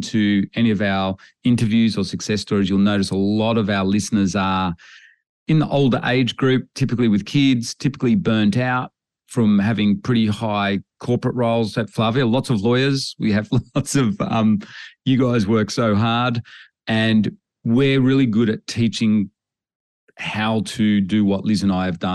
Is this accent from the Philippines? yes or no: no; Australia; growing up in Australia on farms